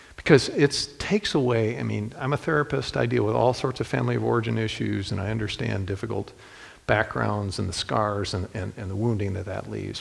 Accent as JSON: {"language": "English", "town": "Toledo", "region": "Ohio", "country": "United States", "tie": "born or raised there", "said": "I was born and raised in Toledo"}